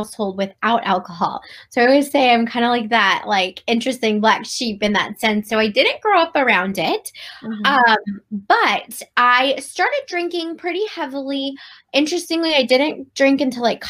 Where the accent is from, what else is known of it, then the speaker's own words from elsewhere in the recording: Cleveland, Ohio, United States; moved away as an adult; now in Virginia, United States; I moved from Virginia back to my hometown of Cleveland